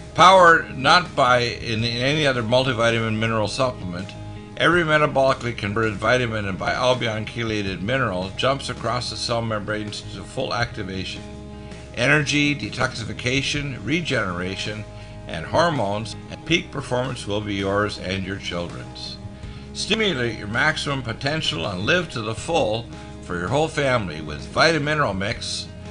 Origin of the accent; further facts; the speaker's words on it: United States; we are as Americans